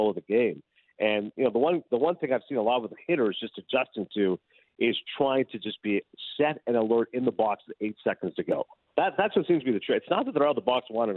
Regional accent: Canada; I'm Canadian

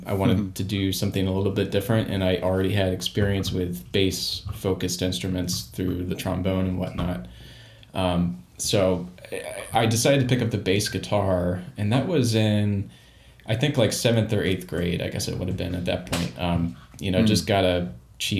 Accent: outside of Baltimore, Maryland, United States; I grew up outside of Baltimore, Maryland

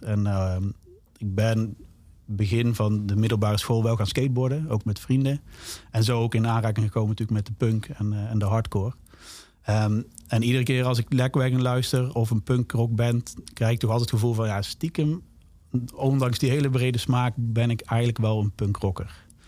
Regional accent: Zaltbommel, Gelderland, Netherlands; ik ben natuurlijk opgegroeid in Zalbommel. Dat is onder de rook van, van Den Bosch.

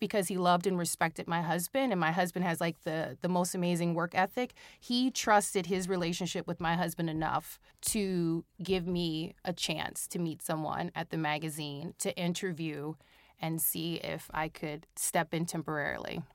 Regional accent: Cincinnati, Ohio, United States; I am born and raised Cincinnati, Ohio, Midwest

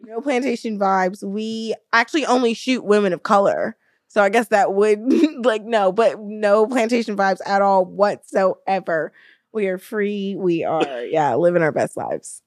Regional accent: Alabama, United States; moved away as an adult; also born or lived in San Diego, California; now in Florida, United States; we grew up in Alabama, Um, we moved to California together when we were both around twenty, twenty-one

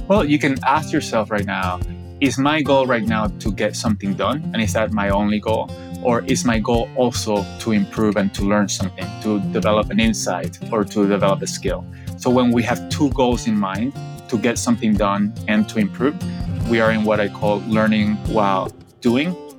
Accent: Venezuela; I grew up in Venezuela, about 45 minutes from the ocean

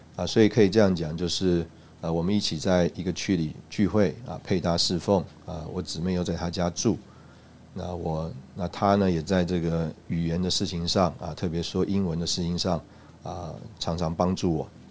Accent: Taipei, Taiwan; moved away as an adult; also born or lived in Russia; 我自己是在台北长大

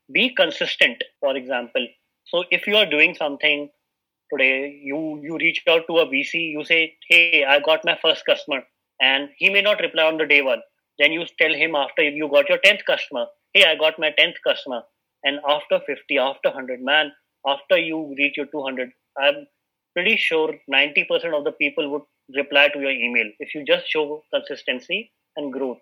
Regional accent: Uttar Pradesh, India; moved away as an adult; now in Delhi, India; I am also from Uttar Pradesh. I migrated to Delhi for my entrepreneurial journey

